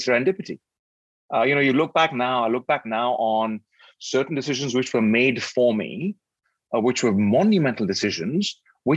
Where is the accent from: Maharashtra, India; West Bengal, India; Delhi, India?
Delhi, India; moved away as an adult; also born or lived in Cambridge / London / New York / Johannesburg; now in Singapore; Born and raised in Delhi, went to school, high school and university in Delhi